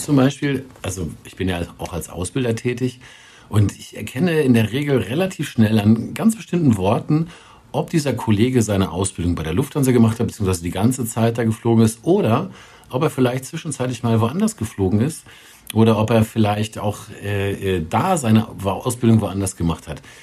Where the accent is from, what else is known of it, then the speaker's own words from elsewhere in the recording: Germany; als Deutscher